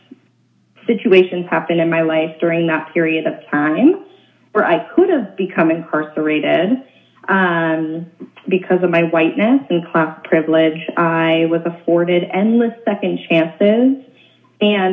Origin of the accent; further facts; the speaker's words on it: Oakland, California, United States; also born or lived in Olympia, Washington; I'm born and raised in Oakland, California